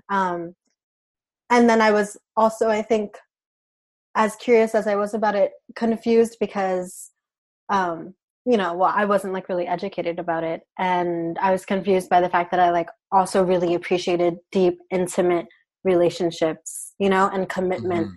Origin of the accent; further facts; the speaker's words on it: New York City, New York, United States; also born or lived in Puerto Rico / South Central Pennsylvania; now in Pennsylvania, United States; I'm from Brooklyn, New York, by way of Puerto Rico, but I live in South Central Pennsylvania right now